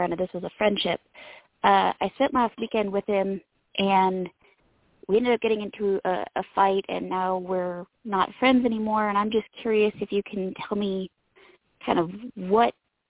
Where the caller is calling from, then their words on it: Idaho, United States; I'm from Idaho.